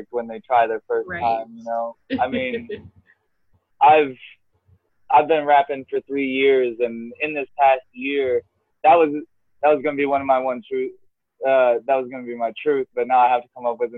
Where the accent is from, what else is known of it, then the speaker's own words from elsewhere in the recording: Inverness, Florida, United States; I'm from Inverness, Florida.